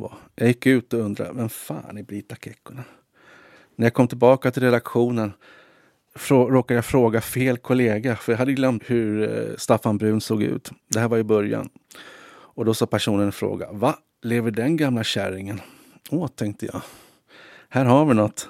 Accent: Stockholm, Stockholm County, Sweden; moved away as an adult; also born or lived in Tensta; now in Helsinki, Finland; tog vi tunnelbanan hem till Gärdet och Östermalm

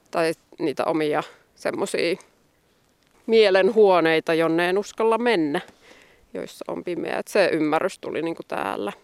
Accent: Ostrobothnia, Finland; also born or lived in Joensuu / Tampere; now in Koli, Finland; mä itse olen Pohjanmaalta alun perin

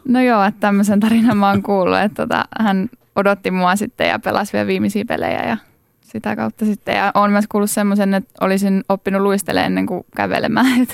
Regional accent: Laitila, Southwest Finland, Finland; mä oon Laitilasta kotoisin

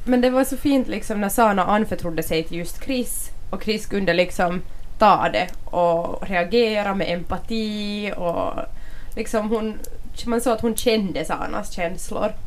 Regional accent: Finland; jag är bara finländsk och finlandssvensk

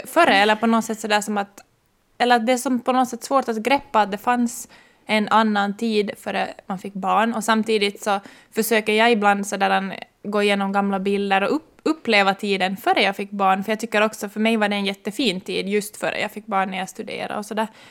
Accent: Ekenäs, Uusimaa, Finland; moved away as an adult; now in Maxmo, Finland; jag kommer ursprungligen från Ekenäs men blev i Österbotten när jag skulle komma hit för att studera

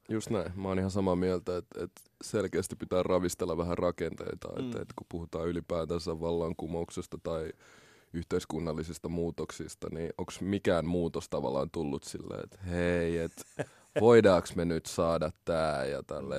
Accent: Helsinki, Uusimaa, Finland; also born or lived in Congo; mä oon kasvanut Koillis-Helsingissä, Malmilla

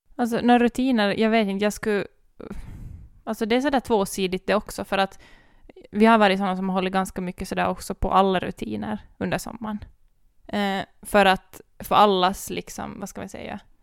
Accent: Ekenäs, Uusimaa, Finland; vi kom från Ekenäs

